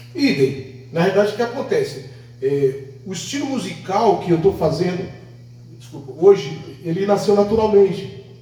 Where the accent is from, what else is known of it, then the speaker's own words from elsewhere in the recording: São Paulo, Brazil; also born or lived in Northeast Brazil; Nasci no Nordeste, fui criado em São Paulo